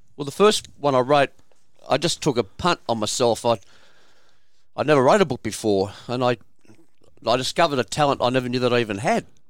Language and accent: English; Kingsford, New South Wales, Australia; my father's family, lived at four hundred and fifty-five Anzac Parade, Kingsford